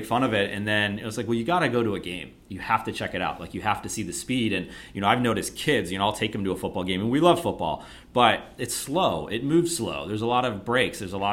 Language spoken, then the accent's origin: English; Buffalo, New York, United States; growing up in Buffalo